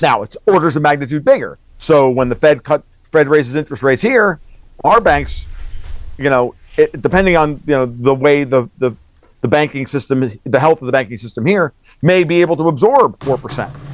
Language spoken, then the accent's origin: English; Orange County, Southern New York, United States; I grew up in Orange County